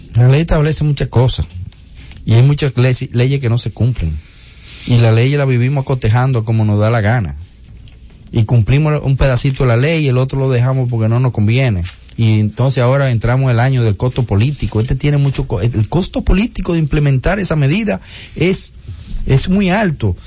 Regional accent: Dominican Republic; nuestra identidad. ¿Tú me entiendes? Como dominicanos en esa zona

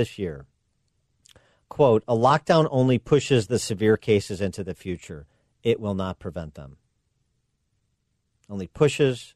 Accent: Illinois, United States; my home state of Illinois, in the Chicago metro area

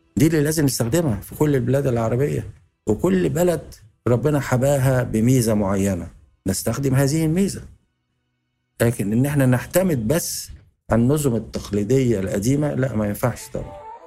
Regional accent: Egypt; إحنا عندنا في مصر

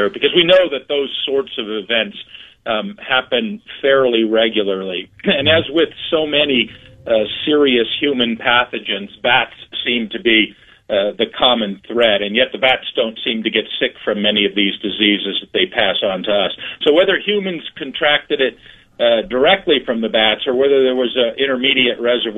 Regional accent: Brunswick, Ohio, United States; moved away; also born or lived in Nebraska; I grew up in Brunswick and did my undergraduate work and medical school at Ohio

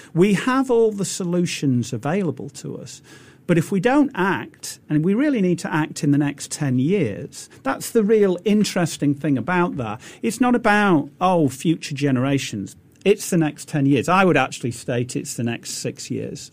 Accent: United Kingdom; now in Singapore; So the United Kingdom, I'm British

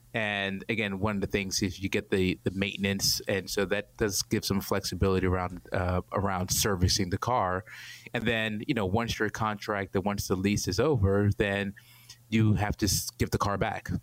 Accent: New York City, New York, United States; moved away as an adult; also born or lived in Atlanta, Georgia; born and raised in Brooklyn, New York.

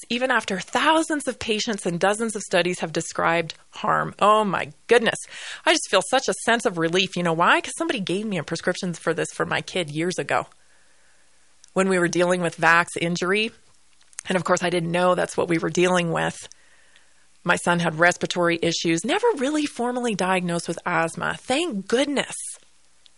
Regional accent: Canada; moved away; I am Canadian

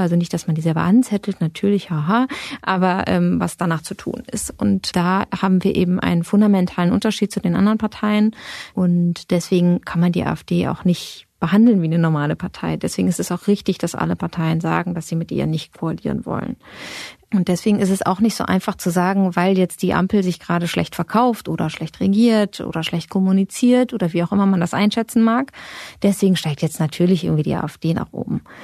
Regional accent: western Germany, Germany

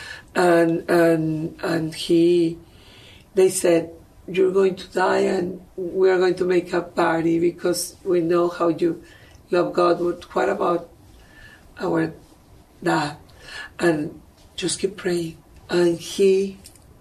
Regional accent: Mexico; moved away; I am from Mexico

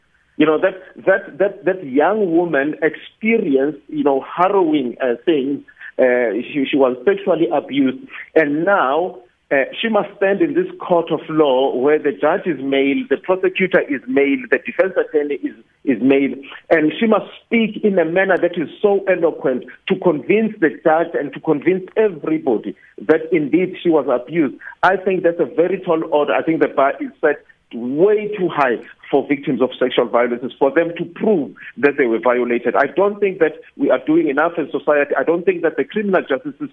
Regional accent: South Africa; as a South African, as someone who lives in a country where there is a rape culture

